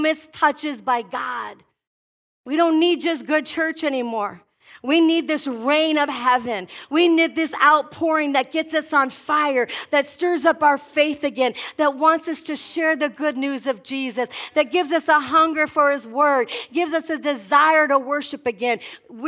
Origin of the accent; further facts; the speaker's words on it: Midwest, United States; I'm from the Midwest where there's grass